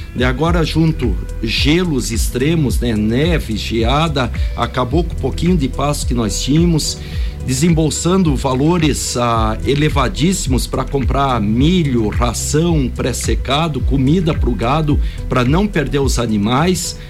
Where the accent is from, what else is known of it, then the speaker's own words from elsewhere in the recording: Brazil; nós, na nossa humildade como brasileiros